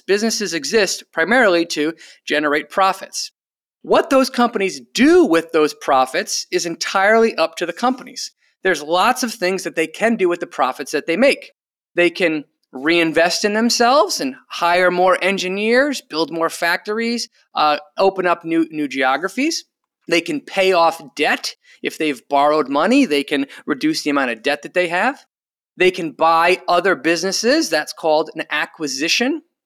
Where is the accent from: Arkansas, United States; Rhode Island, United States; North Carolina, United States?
Rhode Island, United States; my home state, uh, of Rhode Island